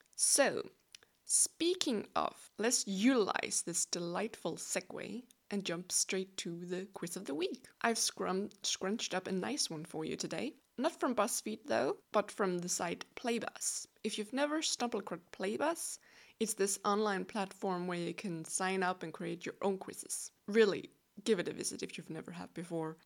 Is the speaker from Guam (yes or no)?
no; Denmark; first language Danish; English is a second language; I'm from Denmark. Yes, you heard correctly. I'm as Danish as a buttery pastry.